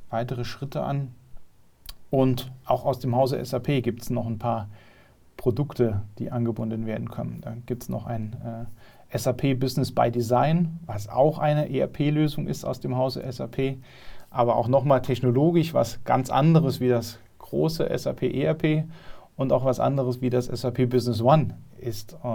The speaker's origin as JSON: {"language": "German", "region": "Saarland", "country": "Germany", "said": "Ich komme ja aus, aus der Nähe von Saarbrücken"}